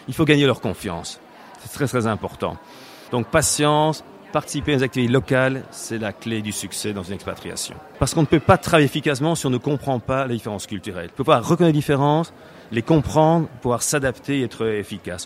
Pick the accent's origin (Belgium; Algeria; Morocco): Belgium; moved away as an adult; now in Barcelona, Spain; je suis belge et ça fait 22 ans que j'habite à Barcelone